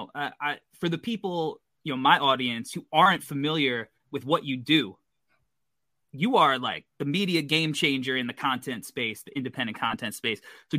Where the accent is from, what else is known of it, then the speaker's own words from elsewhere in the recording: New York, United States; So I as a New Yorker, like me too, growing up listening to The Fan